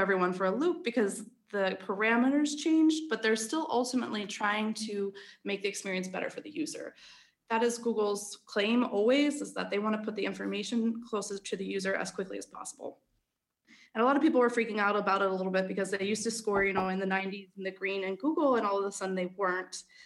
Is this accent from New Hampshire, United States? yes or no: no; Philadelphia, Pennsylvania, United States; accent: American; moved away as an adult; also born or lived in Denmark; now in Copenhagen, Denmark; I'm originally from Philadelphia, but, uh, have expatriated to Denmark eight years ago